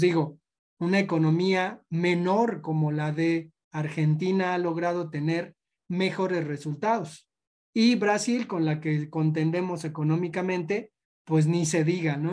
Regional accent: Mexico; como comunidad, como cultura mexicana

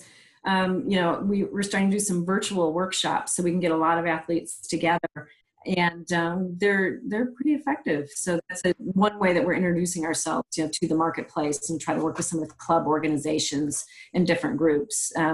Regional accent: Michigan, United States; I'm from Michigan, so I went mm-hmm. to State for graduate school.

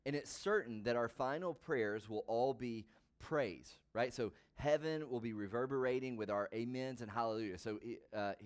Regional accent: the South, United States; I grew up in the South

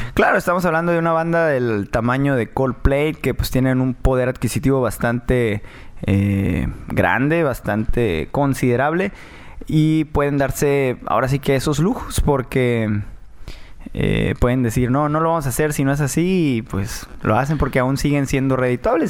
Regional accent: Tijuana, Baja California, Mexico; also born or lived in Mérida, Yucatán; yo soy yucateco, soy tijuanense, nacido en Mérida, Yucatán

